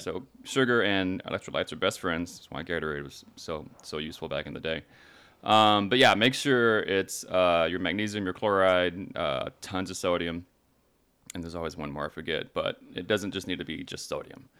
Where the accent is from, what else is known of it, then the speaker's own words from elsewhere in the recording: Texas, United States; now in Los Angeles, United States; I'm from Texas, right? So we all had big trucks